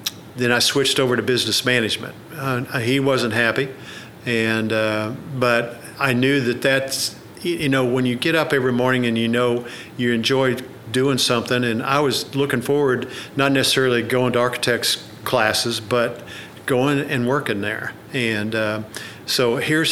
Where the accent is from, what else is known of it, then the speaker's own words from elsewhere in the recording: Oklahoma City, Oklahoma, United States; I grew up in Oklahoma City, where I was born